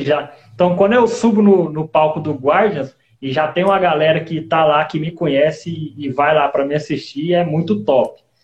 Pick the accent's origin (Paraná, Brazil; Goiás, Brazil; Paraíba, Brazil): Goiás, Brazil; Goiânia; moved away as an adult; also born or lived in Rio de Janeiro; now in Guarulhos, Brazil; Eu, eu nasci no Rio de Janeiro, com cinco anos eu fui para Goiânia e ah. agora eu tô aqui em Guarulhos.